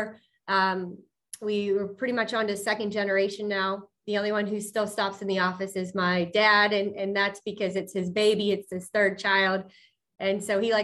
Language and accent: English; Pittsburgh, Pennsylvania, United States; I'm from Pittsburgh, born and raised South Hills